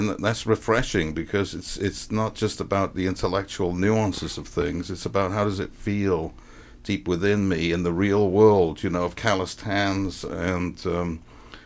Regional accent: Wales, United Kingdom; moved away as an adult; now in Texas, United States; I like being Welsh, you know. I was grew up in Wales

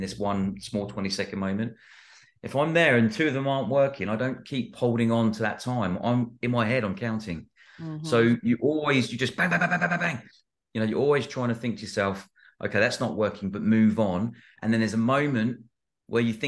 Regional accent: United Kingdom; I'm British

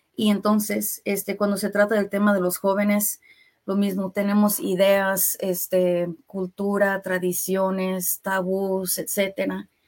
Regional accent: Kansas City, Kansas, United States; soy de aquí de Kansas City, nací, me creé aquí en Kansas City, pero mis papás, mi familia, este, son de México

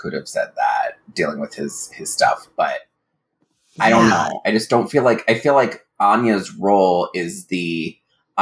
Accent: Midwest, United States; growing up in the Midwest

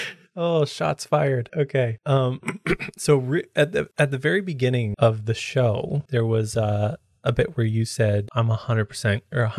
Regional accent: Canada; I'm Canadian

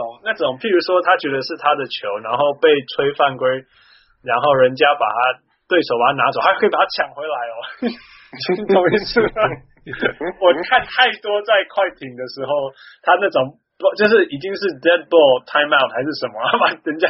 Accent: Canada; 但明明就是我们加拿大人

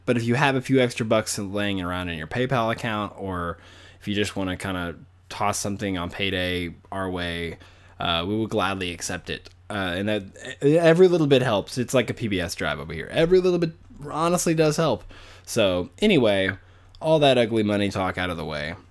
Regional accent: Arkansas, United States; I grew up in Arkansas, which is really southern.

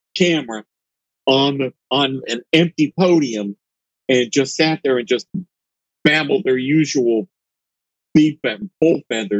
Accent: Ambridge, Pennsylvania, United States; my hometown of Ambridge, PA

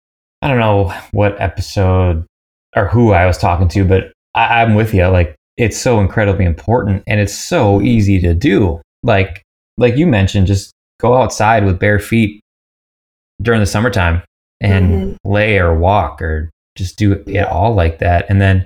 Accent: United States; I'm from the States originally.

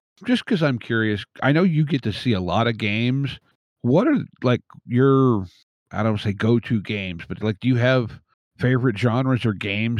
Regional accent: northern Pennsylvania, United States; Okay, I grew up on the northern border of Pennsylvania, where our average snowfall total for the year was about 10 feet.

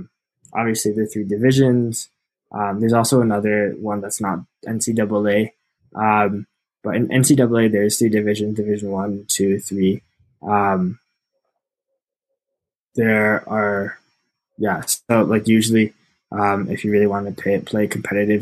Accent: New York City, New York, United States; moved away as an adult; now in Bethlehem, United States; I grew up in New York City

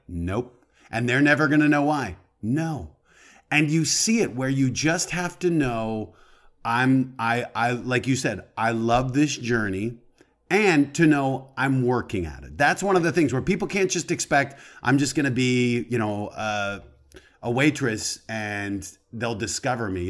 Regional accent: Colorado, United States; moved away as an adult; I grew up in Colorado

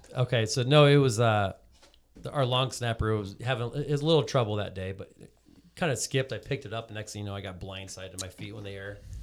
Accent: Cedar Rapids, Iowa, United States; also born or lived in Fort Dodge, Iowa; I was, uh, born and raised in Cedar Rapids, Iowa

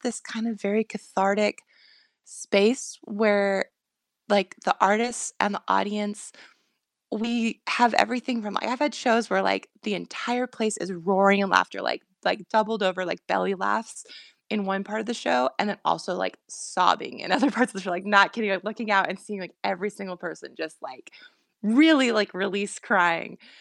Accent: Bush, Alaska, United States; growing up in Bush, Alaska

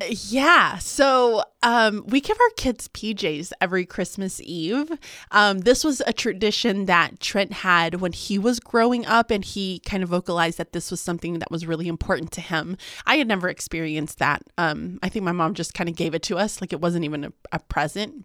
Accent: Galveston, Texas, United States; we grew up in Galveston

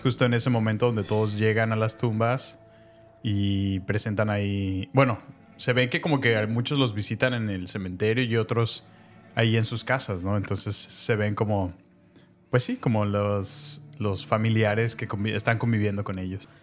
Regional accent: Mexico

